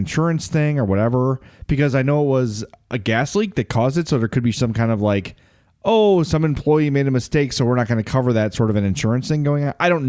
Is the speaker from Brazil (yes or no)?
no; Lombard, Illinois, United States; I only know this because growing up in Lombard, my high school did a story on it.